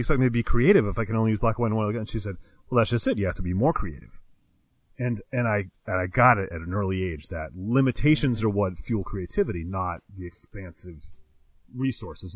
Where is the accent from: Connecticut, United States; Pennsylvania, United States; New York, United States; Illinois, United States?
Connecticut, United States; born or raised there